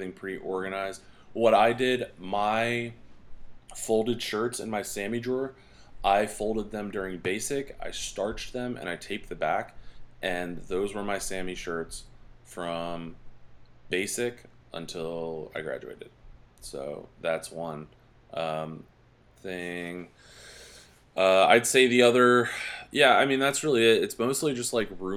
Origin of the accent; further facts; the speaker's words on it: East Coast, United States; now in Colorado Springs, United States; I'm from the East Coast